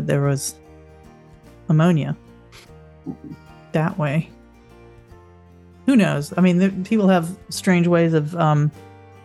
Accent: Florida, United States; I grew up in Florida.

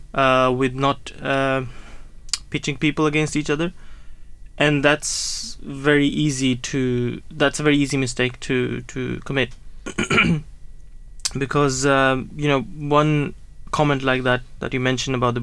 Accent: Norway; moved away as an adult; now in Gillingham, United Kingdom; I was born in Norway and I grew up there, and then I came here, moved here, started working here as an imam

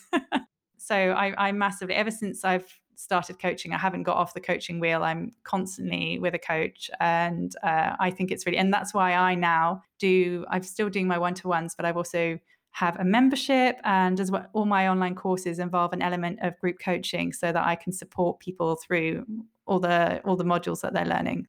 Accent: England, United Kingdom; I'm an English woman

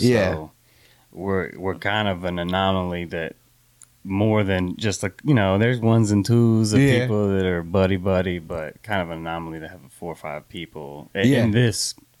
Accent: Houston, Texas, United States; Born and raised in Houston. I did spent some time away, about 10 years in the military.

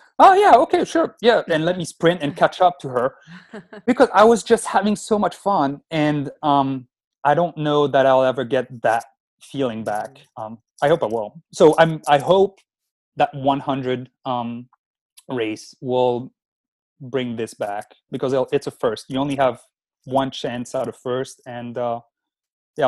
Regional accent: France; moved away as an adult; now in United States; I'm originally from France, and I moved to the States 11 years ago

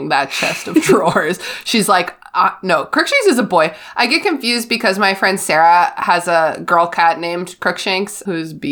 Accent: Canada; I'm Canadian.

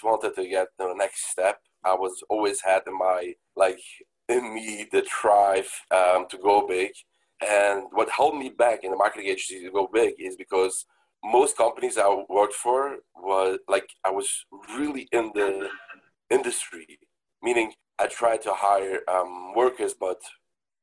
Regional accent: Rockland County, New York, United States; I've born, grew up in New York. My business is based in New York City, but I grew up in Rockland County in New York, very great place

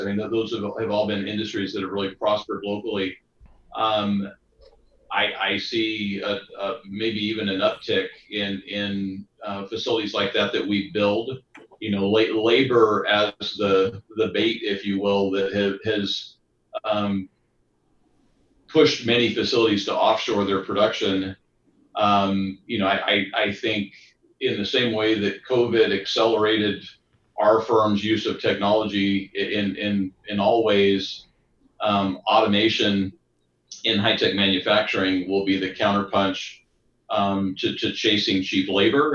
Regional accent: Texas Gulf Coast, United States; moved away; I grew up on the on the Texas Gulf Coast, and so that's it's hurricane country

